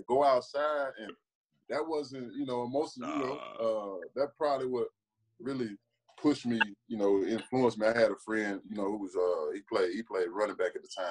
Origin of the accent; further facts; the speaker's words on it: West Memphis, Arkansas, United States; moved away as an adult; I grew up in a town where there's no more than 24,000 people